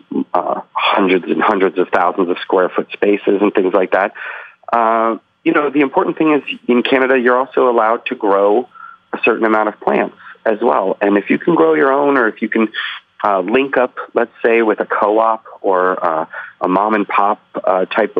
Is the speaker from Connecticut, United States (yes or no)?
no; Boston, Massachusetts, United States; moved away as an adult; also born or lived in Leningrad (St. Petersburg), Russia / New York City, United States; I grew up in the Boston area and then moved to New York City around 1995, 96